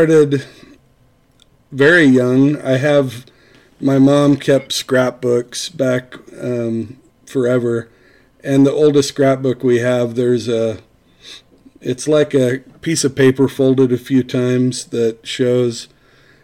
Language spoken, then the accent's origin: English; Wendover, United States; my education in Wendover that in some cases, Wendover was a pretty hard place to find a love of education